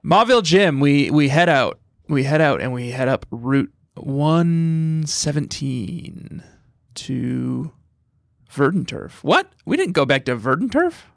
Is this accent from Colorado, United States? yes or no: yes; Fort Collins, Colorado, United States; moved away; growing up in Fort Collins, Colorado